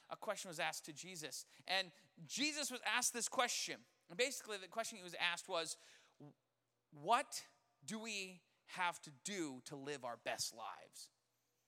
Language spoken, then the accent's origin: English; Colorado, United States; I grew up in Colorado.